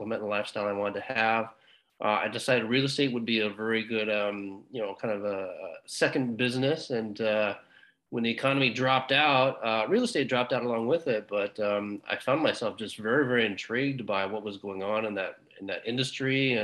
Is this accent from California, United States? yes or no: yes; Southern California, United States; moved away as an adult; also born or lived in Los Angeles, United States; now in San Francisco Bay Area, United States; California native my whole life. I was originally from Southern California, but moved to Northern California in order to do music, actually